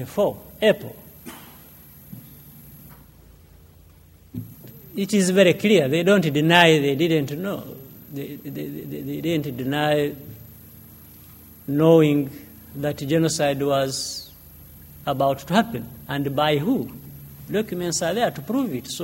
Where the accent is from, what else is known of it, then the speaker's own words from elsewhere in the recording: Uganda; moved away as an adult; now in Rwanda; I left Rwanda when I was 4 years old, living in the neighboring country in Uganda as a refugee for nearly 30 years.